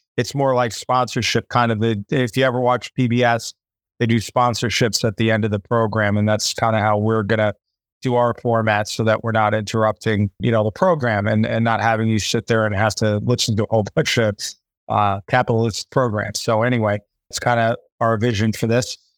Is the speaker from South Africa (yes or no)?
no; United States; now in Thailand; I'm American